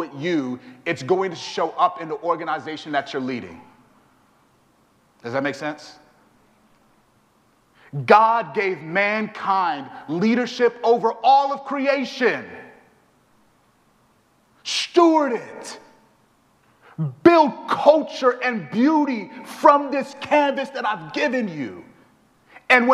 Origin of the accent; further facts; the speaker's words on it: Houston, Texas, United States; I'm from Houston, Texas